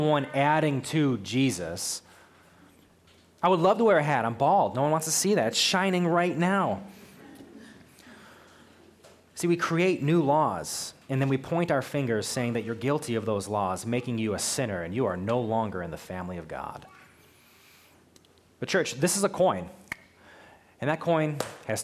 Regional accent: United States; I'm an American living in America

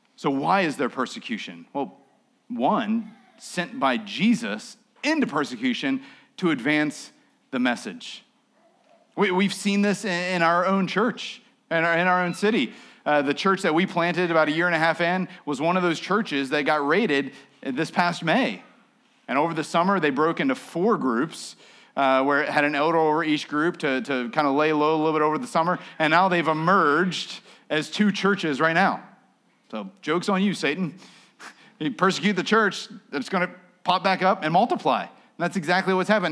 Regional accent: United States; I'm an American. We're Christians

